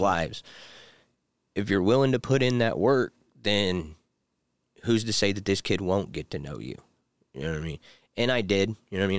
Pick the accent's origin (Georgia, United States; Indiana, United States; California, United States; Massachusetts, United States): Indiana, United States; Pendleton; now in Anderson, United States; I grew up in, like, Pendleton, Ingalls area, but I moved to the east side of Indianapolis, like, twenty years ago